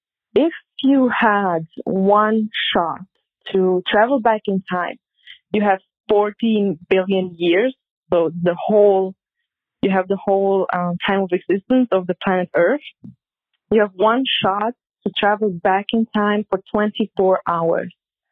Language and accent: English; Switzerland; Hey, Lisa. Hey, Kate. … I'm from Switzerland.